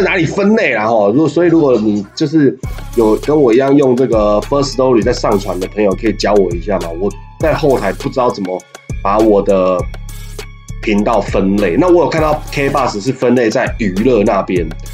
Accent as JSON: {"language": "Chinese", "country": "Taiwan", "said": "我们是台湾人"}